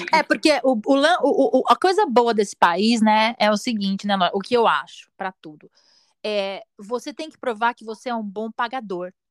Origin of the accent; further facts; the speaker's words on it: Brazil; moved away; a gente é brasileiro